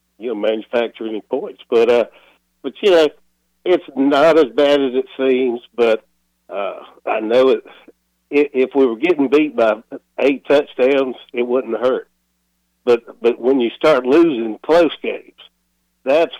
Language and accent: English; Georgia, United States; now in Wilmington, United States; I'm in Wilmington now, but I'm from Georgia.